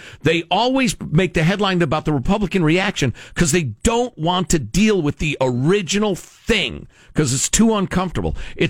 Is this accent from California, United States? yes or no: no; Brooklyn, New York, United States; I'm from Brooklyn. We speak in strong language.